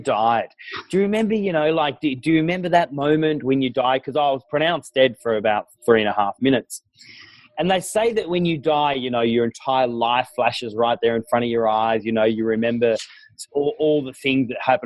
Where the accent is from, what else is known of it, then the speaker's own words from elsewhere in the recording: Tasmania, Australia; I was born and raised down in Tasmania.